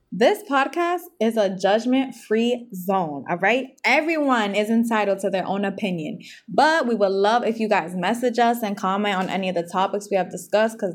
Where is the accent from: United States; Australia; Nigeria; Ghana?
United States; Boston, Massachusetts; I'm 23 years old. I'm Puerto Rican, Boston born and raised